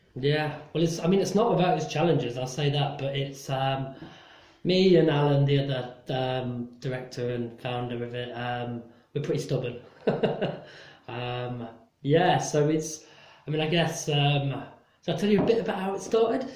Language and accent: English; Nottingham, East Midlands, United Kingdom; born or raised there; moved away as an adult; also born or lived in London